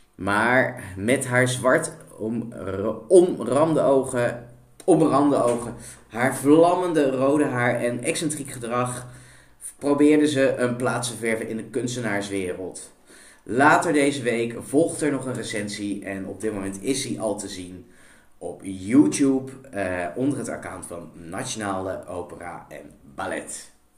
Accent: India; now in Netherlands; in mijn geboorteland, India

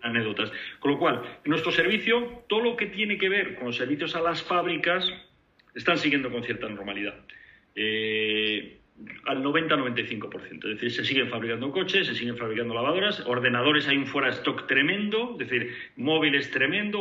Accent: Spain; moved away as an adult; como españoles

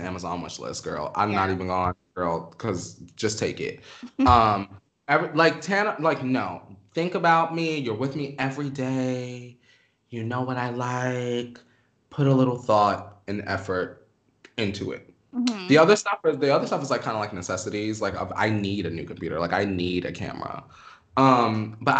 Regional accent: New York, United States; also born or lived in Pennsylvania; now in Los Angeles, United States; where I grew up in New York, I kind of lived in a neighborhood where it was like a lot of Spanish people

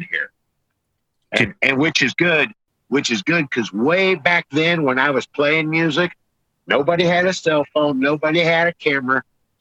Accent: United States; I'm from America

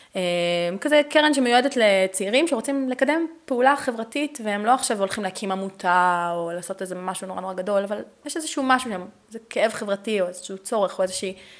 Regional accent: Netanya, Central District, Israel; moved away as an adult; now in Beersheba, Israel; אני גדלתי בנתניה

